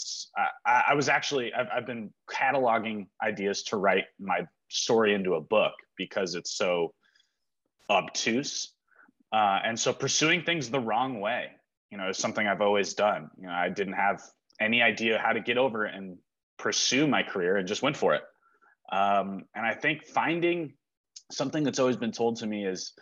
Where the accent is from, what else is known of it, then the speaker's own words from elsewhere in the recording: Bigfork, Montana, United States; also born or lived in Santa Monica, California / Los Angeles, California; We came here, lived in Montana, in Big Fork, Montana, on Flathead Lake. Since I was 4 years old